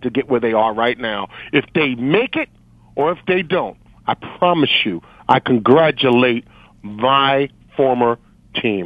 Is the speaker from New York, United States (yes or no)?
yes; New York City, New York, United States; also born or lived in Hackensack, New Jersey; I'm a native New Yorker, born and raised in New York